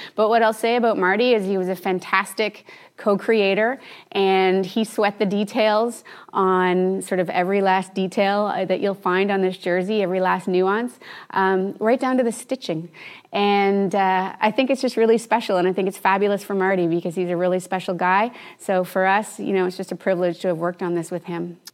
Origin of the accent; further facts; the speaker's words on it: Canada; I'm Canadian